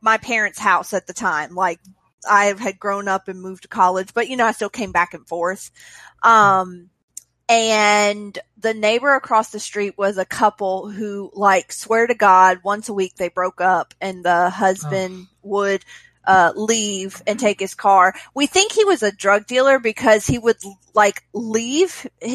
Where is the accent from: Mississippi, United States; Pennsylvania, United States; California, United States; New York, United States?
Mississippi, United States; also born or lived in Alabama; I grew up in Mississippi. I lived in Alabama for a little while.